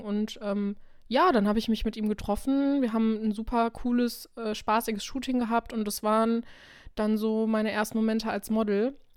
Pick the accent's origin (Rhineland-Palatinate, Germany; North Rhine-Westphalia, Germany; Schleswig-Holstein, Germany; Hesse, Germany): North Rhine-Westphalia, Germany; Krefeld; ich wohne hier eigentlich schon immer, ich bin hier aufgewachsen